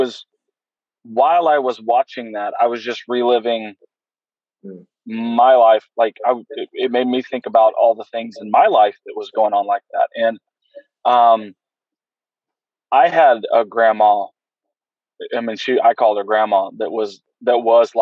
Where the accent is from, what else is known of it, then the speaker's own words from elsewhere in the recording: Oklahoma, United States; born and raised in Oklahoma